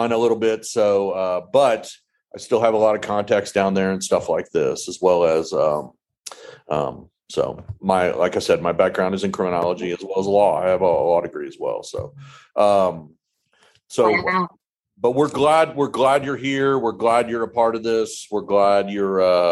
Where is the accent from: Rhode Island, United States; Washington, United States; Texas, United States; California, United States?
Texas, United States; Clear Lake; moved away as an adult; also born or lived in Denton, Texas; I grew up in Clear Lake. I went to high school there